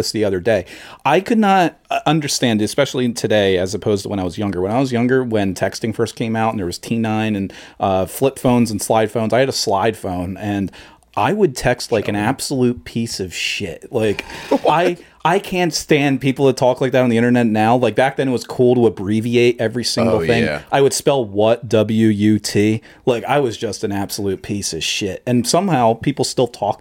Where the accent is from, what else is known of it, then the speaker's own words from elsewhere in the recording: Edgewater Park, New Jersey, United States; I grew up in Edgewater Park right across the highway.